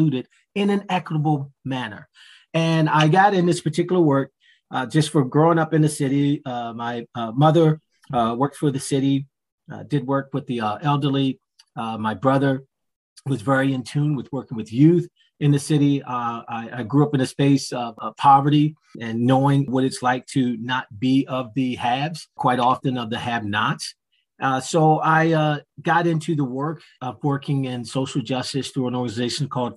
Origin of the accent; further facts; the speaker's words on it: Baltimore, Maryland, United States; moved away; also born or lived in Philadelphia, Pennsylvania / Delaware; growing up in Baltimore, then moving to Philadelphia